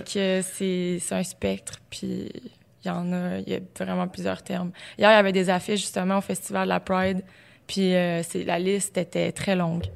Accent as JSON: {"language": "French", "area": "Beauce", "region": "Quebec", "country": "Canada", "moved": "as an adult", "said": "Ça faisait pas si longtemps que ça que j'étais partie de la Beauce, que j'arrivais à Québec, j'étudiais"}